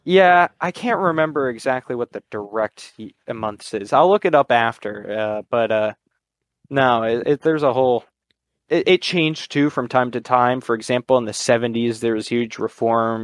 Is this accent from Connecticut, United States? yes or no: yes; Connecticut, United States; I'm from Connecticut in the United States